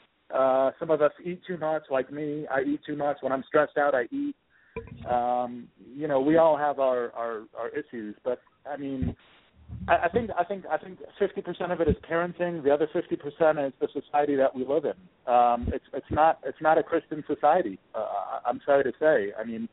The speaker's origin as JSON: {"language": "English", "town": "Washington", "region": "District of Columbia", "country": "United States", "tie": "born or raised there", "also_born_or_lived": "Michigan", "moved": "as an adult", "said": "I was born and raised in Washington, D.C."}